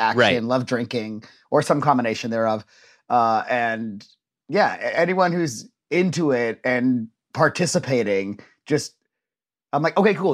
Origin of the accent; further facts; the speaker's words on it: Orange County, Southern California, United States; I got into the Orange County High School of the Arts